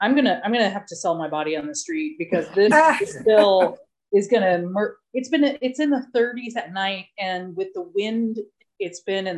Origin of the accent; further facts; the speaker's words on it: Detroit, Michigan, United States; now in Spain; I mean, I'm from Detroit.